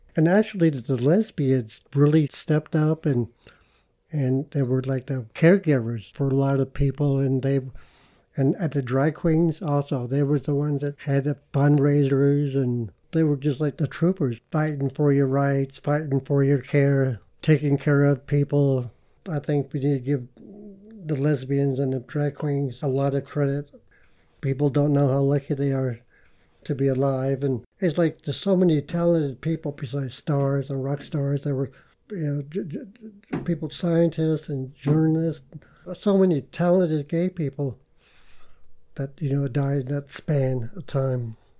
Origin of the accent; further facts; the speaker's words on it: Moab, Utah, United States; moved away as an adult; I was born and raised in Moab, 1958